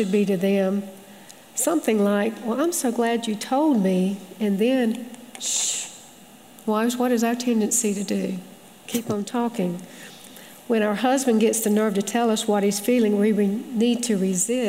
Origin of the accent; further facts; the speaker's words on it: Conway, United States; moved away; also born or lived in Springfield, Missouri; Conway, my hometown